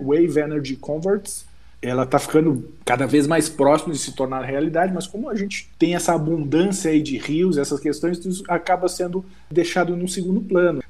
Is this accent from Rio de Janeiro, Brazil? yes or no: no; Rio Grande do Sul, Brazil; lá da minha terra. Eu sou gaúcho, sou do Rio Grande do Sul e me orgulho dessa minha origem